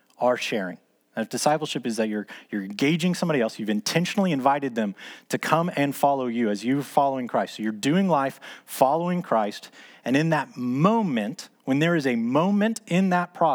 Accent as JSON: {"language": "English", "town": "Dallas", "region": "Texas", "country": "United States", "tie": "born or raised there", "said": "as a kid growing up in Dallas"}